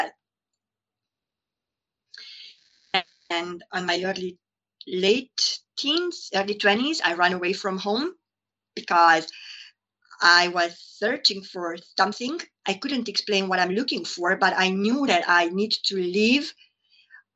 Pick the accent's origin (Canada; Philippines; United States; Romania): Romania; Transylvania; moved away as an adult; also born or lived in Hungary; now in London, United Kingdom; I was born in Romania, in Transylvania, and by that time, it was a communist country. So I experienced a lot of lack. I grew up with a mentality of lack.